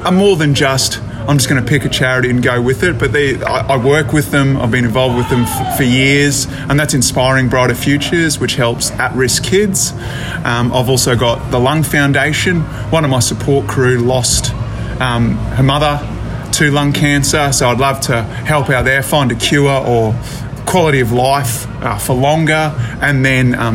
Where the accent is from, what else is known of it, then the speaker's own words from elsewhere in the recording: Brisbane, Queensland, Australia; I'm from Brisbane, Australia